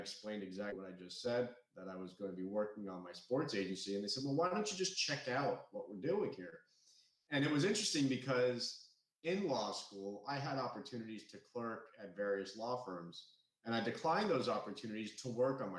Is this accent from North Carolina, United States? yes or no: no; South Florida, United States; also born or lived in Gainesville, Florida; Born and raised in South Florida, still live in Fort Lauderdale today